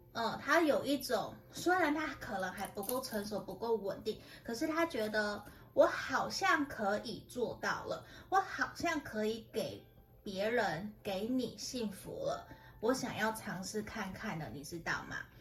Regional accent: Tainan, Taiwan; now in Taoyuan, Taiwan; 其实有些人知道我是台南的，那不过我搬回 ，我搬到桃园北部其实十几年了

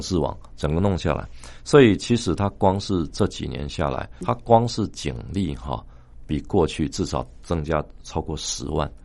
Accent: Taiwan; 说我们是从台湾来的

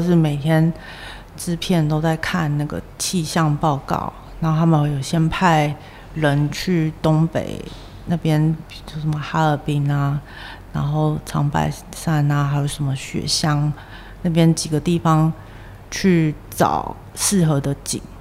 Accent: central Taiwan, Taiwan; moved away; also born or lived in New York / Shanghai; 本身我就是台湾土生土长的

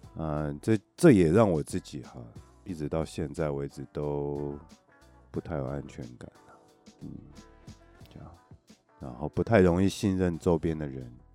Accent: Taiwan; 我们家呢，小时候住在石门水库旁边，然后呢，因为我们家爸爸妈妈呢，他们是在一个叫中山科学研究院嘛， 做飞弹那个，有没有？ 呃，所以会有员工宿舍，然后我们就住在一个类似，有点像眷村的那种环境啦

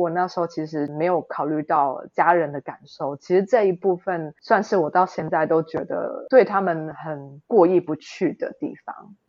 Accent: Taiwan; moved away as an adult; now in Germany; 我也是在台湾土生土长长大的

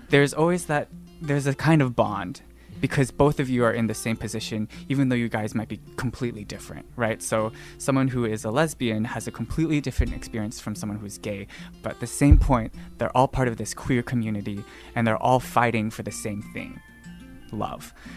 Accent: Dallas, Texas, United States; moved away as an adult; also born or lived in Austin, Texas; now in Taipei, Taiwan; I was born and raised in Dallas, Texas

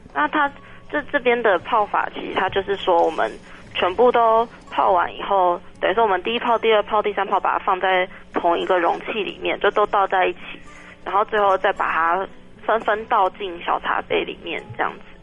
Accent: Taiwan; 我们台湾人

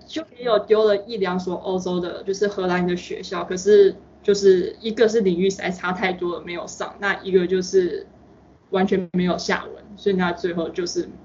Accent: Taipei, Taiwan; moved away as an adult; also born or lived in New York, United States; now in United States; 我自己是台北市长大的，那就都是大都市

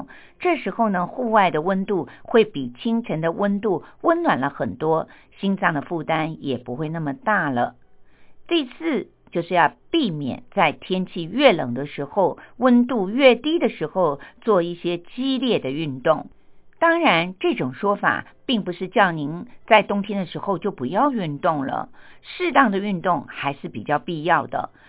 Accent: Taiwan; 像我们台湾人呢，就特别的喜欢吃姜母鸭

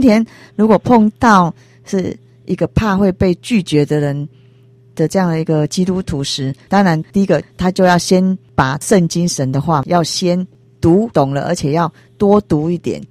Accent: Taiwan; 我们台湾人

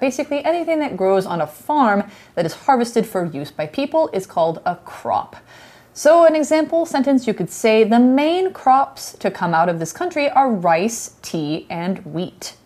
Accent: Idaho, United States; Idaho is my home state.

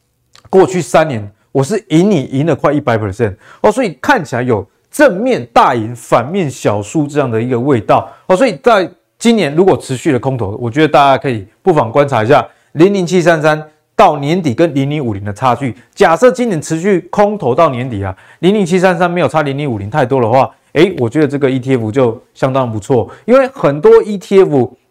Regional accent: Taiwan; 像我们台湾人就是很喜欢玩中小型股嘛，所以你同样针对中小型股的因子放到台湾跟放到美国，我相信啊，这个结果会是一个不一样的。

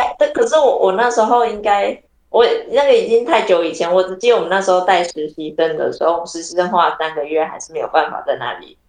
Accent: Taichung, Taiwan; now in Tainan, Taiwan; 我台中市，以前的台中市，哦、嗯，

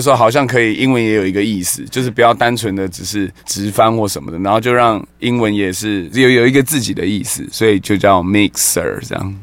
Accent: Kaohsiung, Taiwan; now in Taipei, Taiwan; 小时候就在高雄啊，玩团嘛

